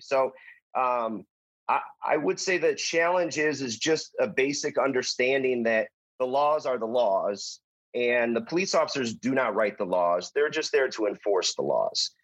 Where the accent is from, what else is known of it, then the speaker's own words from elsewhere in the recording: Detroit, Michigan, United States; born and raised in Detroit